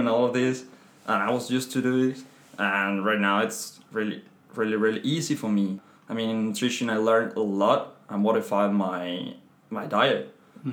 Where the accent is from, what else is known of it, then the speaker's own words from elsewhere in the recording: Madrid, Community of Madrid, Spain; English is a second language; moved away as an adult; now in France; I'm Spanish. Come from Madrid